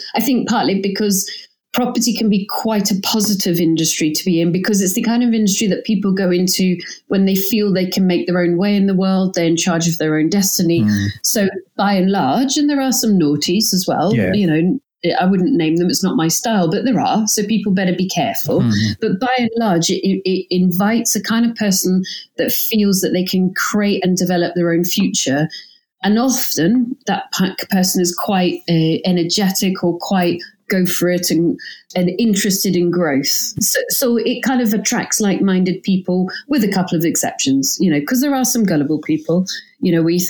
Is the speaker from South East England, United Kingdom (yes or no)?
no; Glasgow, Scotland, United Kingdom; accent: English; Although I have an English accent and my parents are English. I grew up in Glasgow and my parents had gone there.